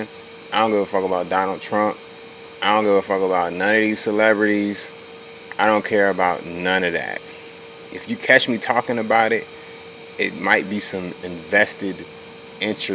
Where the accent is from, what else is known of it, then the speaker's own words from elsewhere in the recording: Virginia Beach, Virginia, United States; That's the street I grew up on in Virginia Beach, Virginia